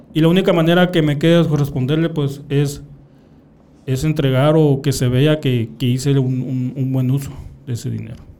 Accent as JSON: {"language": "Spanish", "town": "San Pedro de la Cueva", "region": "Sonora", "country": "Mexico", "said": "mi pueblo"}